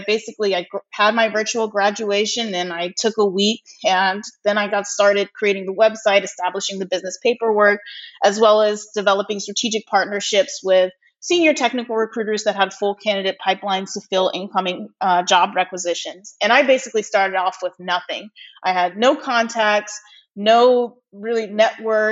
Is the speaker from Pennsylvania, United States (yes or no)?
no; Los Angeles, California, United States; also born or lived in Virginia; I was born and raised in Los Angeles